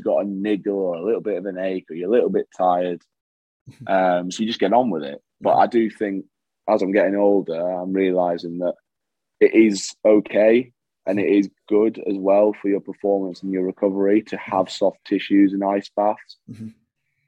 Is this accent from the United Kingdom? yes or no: yes; England, United Kingdom; also born or lived in Perth, Scotland; I was born in Perth in Scotland, but because I'd lived majority of my life in England